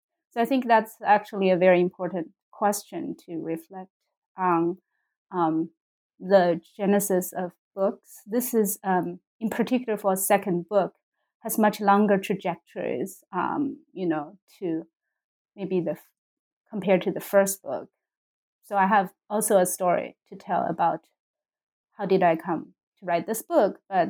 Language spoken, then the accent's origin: English; Sichuan, China; moved away as an adult; also born or lived in Beijing; So my personal, I came from Sichuan, like the Ermei Mountain, where White Snake is supposedly from, and went to Beijing for college, for undergrad in the Chinese department.